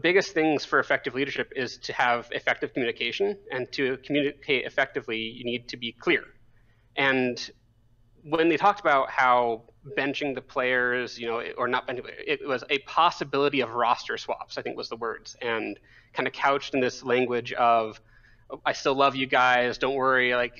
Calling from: State College, Pennsylvania, United States; State College, Pennsylvania.

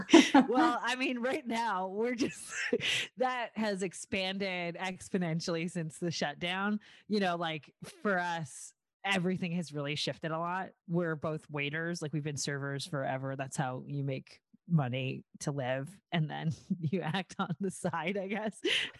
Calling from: Los Angeles, California, United States; No, I'm joining you from Lincoln Heights, but it's awesome.

